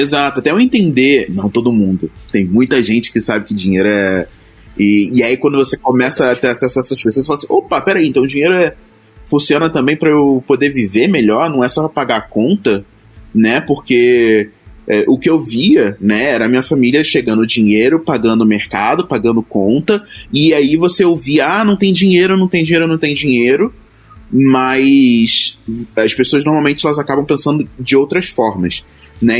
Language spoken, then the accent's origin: Portuguese; Duque de Caxias, Rio de Janeiro, Brazil; eu vim da periferia do Rio de Janeiro, lá de Caxias, a minha família inteira